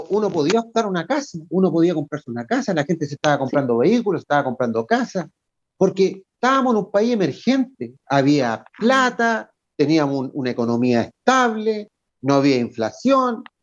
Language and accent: Spanish; Chile; Entonces, ¿por qué yo como chileno voy a copiar algo que está malo? Nosotros llevamos más de 40 años con una carta magna.